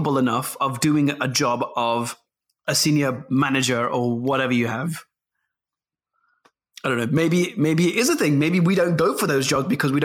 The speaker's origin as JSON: {"language": "English", "town": "Leicester", "region": "East Midlands", "country": "United Kingdom", "said": "I'm from Evington"}